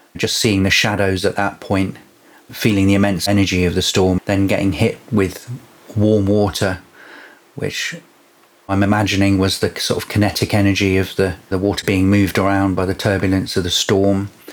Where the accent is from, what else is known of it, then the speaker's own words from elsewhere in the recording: Devon, South West England, United Kingdom; I grew up in Devon, so I saw lots of stars as a child.